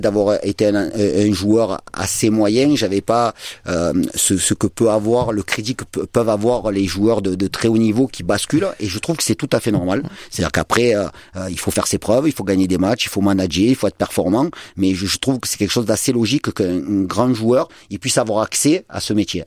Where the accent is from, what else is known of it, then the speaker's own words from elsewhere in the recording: Marseille, Provence-Alpes-Côte d'Azur, France; en tant que latéral gauche et en tant que Marseillais